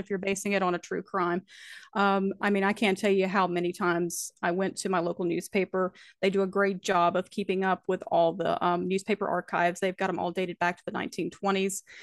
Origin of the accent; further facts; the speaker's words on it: Alleghany County, North Carolina, United States; I am from Allegheny County, North Carolina. We're located in the Blue Ridge Mountains, and I've lived here all of my life.